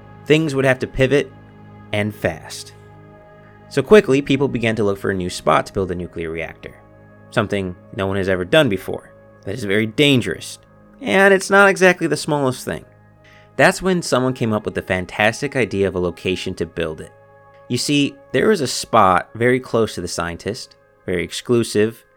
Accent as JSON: {"language": "English", "town": "Chicago", "region": "Illinois", "country": "United States", "said": "I'm from Chicago"}